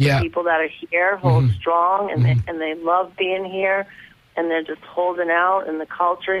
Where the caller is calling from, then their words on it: Detroit, Michigan, United States; I'm calling live from Detroit, yes.